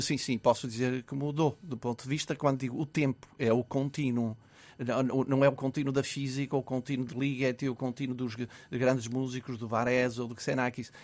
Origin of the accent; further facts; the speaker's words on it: Minho, Norte, Portugal; havia 19 rapazes que estudavam no seminário na minha aldeia